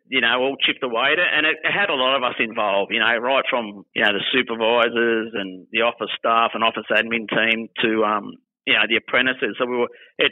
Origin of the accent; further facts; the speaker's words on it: Werribee, Victoria, Australia; born and bred in Werribee